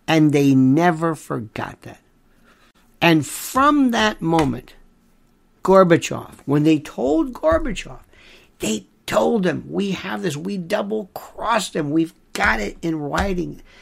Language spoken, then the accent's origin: English; Florida, United States; I'm from Florida. I'm a cracker. I'm a redneck from Florida.